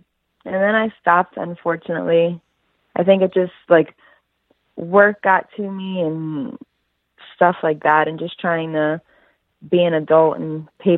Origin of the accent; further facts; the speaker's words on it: Baltimore, Maryland, United States; I'm from Baltimore